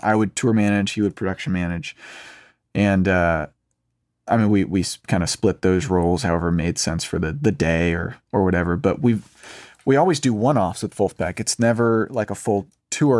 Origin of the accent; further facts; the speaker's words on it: Raleigh, North Carolina, United States; now in Nashville, United States; I'm from North Carolina, from Raleigh